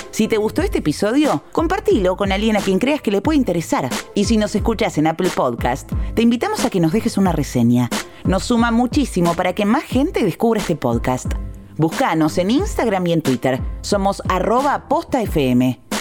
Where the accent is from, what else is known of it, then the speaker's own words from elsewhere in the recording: Argentina; como argentinos